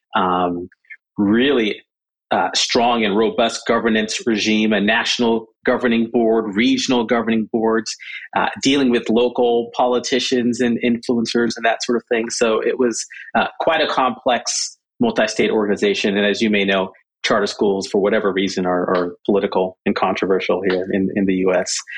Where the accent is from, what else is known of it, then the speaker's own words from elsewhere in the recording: Southern California, United States; also born or lived in Jamaica / Michigan; So, so from Jamaica, we moved to Michigan, Michigan to Southern California. That's kind of where uh, where I where I grew up